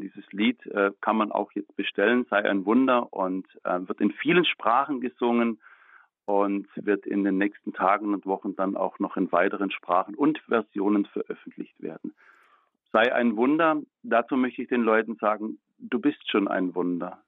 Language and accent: German; Baden-Württemberg, Germany; ich komme aus Baden-Württemberg